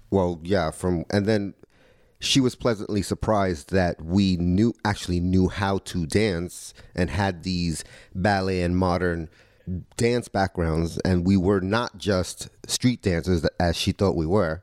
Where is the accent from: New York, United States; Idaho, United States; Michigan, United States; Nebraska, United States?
New York, United States; New York City; Growing up in the Lower East Side, you, we knew what we were getting out of people